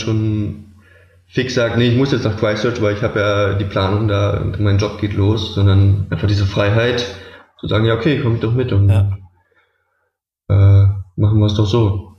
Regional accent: Berlin, Germany; ich komme aus Berlin

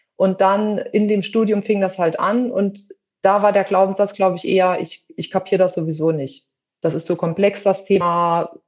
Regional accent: western Germany, Germany; moved away; also born or lived in between Leipzig and Halle, eastern Germany; ich wohne in der Nähe von zwischen Leipzig und Halle, also im Osten Deutschlands, komme aber ursprünglich aus dem Westen, bin aber mittlerweile schon sehr lange hier

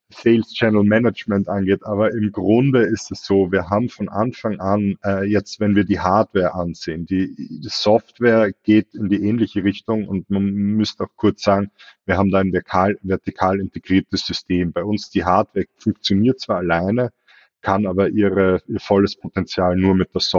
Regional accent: Austria; ich selber, wie man es vielleicht hört, bin Österreicher, habe aber in Deutschland meine e begonnen

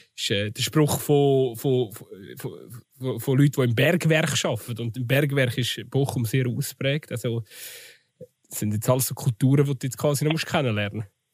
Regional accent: Switzerland; bei uns in der Schweiz

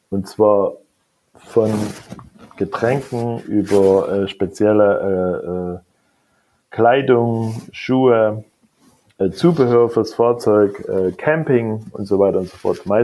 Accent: East Germany, Germany; Ich bin ja schon nicht mehr der Jüngste. Ich bin in der DDR aufgewachsen.

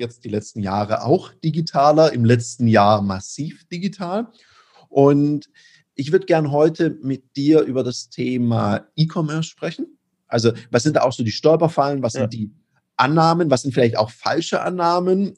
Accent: Stuttgart, Baden-Württemberg, Germany; als gebürtiger Stuttgarter

